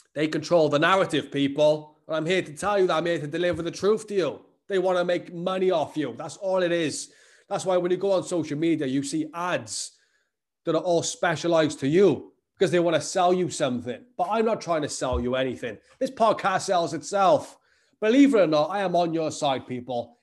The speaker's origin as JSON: {"language": "English", "area": "the Welsh valleys", "region": "Wales", "country": "United Kingdom", "tie": "born or raised there", "said": "I live growing up in the Welsh valleys, places like that, where, like, these, like, small towns"}